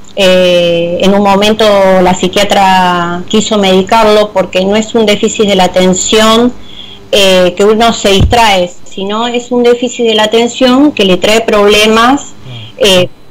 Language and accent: Spanish; Avellaneda, Buenos Aires Province, Argentina; yo soy de Avellaneda